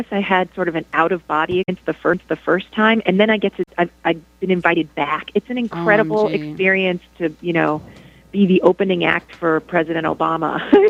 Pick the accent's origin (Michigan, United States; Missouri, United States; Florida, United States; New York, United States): New York, United States; I'm Dominican. I'm from New York